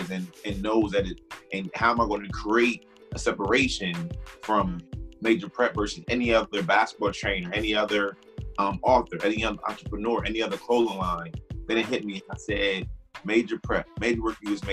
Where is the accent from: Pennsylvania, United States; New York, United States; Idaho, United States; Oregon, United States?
Pennsylvania, United States; Harrisburg; I'm from Harrisburg, PA